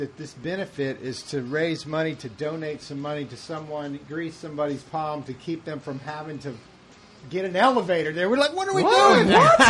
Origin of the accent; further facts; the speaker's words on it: Smyrna, Georgia, United States; also born or lived in Flint, Michigan; I was born in Flint, Michigan. But just in a hospital there on the Air Force Base. And then grew up in Smyrna, Georgia.